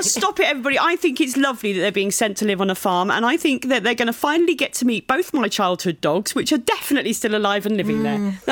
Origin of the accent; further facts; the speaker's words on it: Brighton, South East England, United Kingdom; my hometown of Brighton